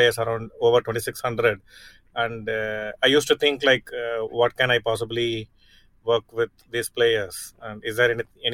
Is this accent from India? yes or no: yes; Chennai, Tamil Nadu, India; my hometown, Chennai